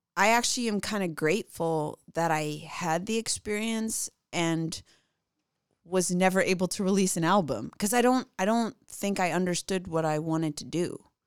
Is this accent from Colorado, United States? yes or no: no; outside of Chicago, Illinois, United States; I grew up outside of Chicago